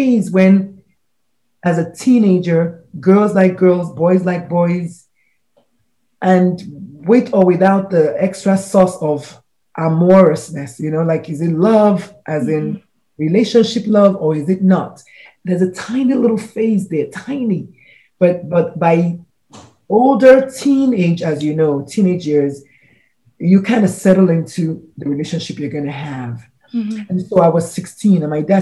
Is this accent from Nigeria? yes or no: yes; Nigeria; I'm a Nigerian woman